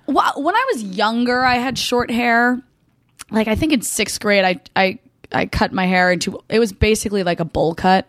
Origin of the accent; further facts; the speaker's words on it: Hunterdon County, New Jersey, United States; I'm from Hunterdon County